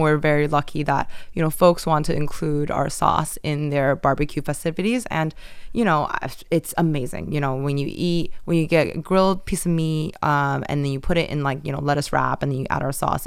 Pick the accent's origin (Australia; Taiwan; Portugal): Taiwan; moved away as an adult; also born or lived in United States; I grew up in Taiwan, um, and then I went to the U S for college, and then I worked there for a little bit